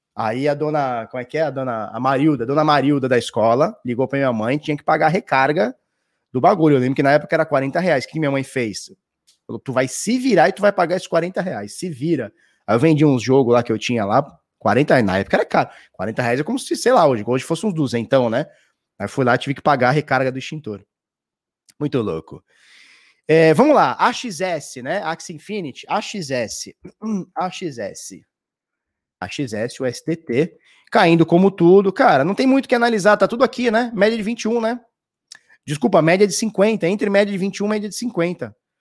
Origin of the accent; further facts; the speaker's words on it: Santos, São Paulo, Brazil; eu sou de Santos. Sou de Santos.